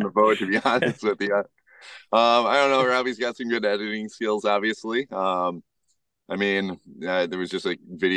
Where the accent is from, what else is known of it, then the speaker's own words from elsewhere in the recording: Madison, Wisconsin, United States; moved away as an adult; now in northern Wisconsin, United States; growing up in Madison, you always had friends to do stuff